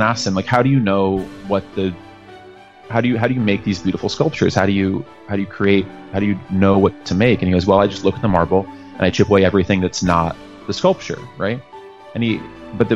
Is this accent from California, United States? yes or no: no; Tampa, Florida, United States; we grew up in Central Florida in Tampa